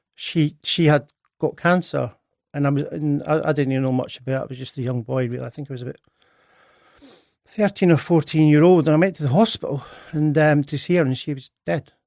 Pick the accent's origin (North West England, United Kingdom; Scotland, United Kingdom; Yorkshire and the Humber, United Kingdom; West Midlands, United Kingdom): Scotland, United Kingdom; Edinburgh; I was born in Edinburgh on, uh, tenth of July, nineteen sixty-nine.